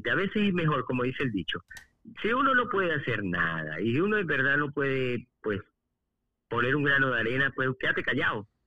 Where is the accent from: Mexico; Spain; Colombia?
Spain; now in Venezuela; Vengo de España, que supuestamente es un país desarrollado, un país modernismo, y vengo de ver aquellas colas de hambre. Y llego a Venezuela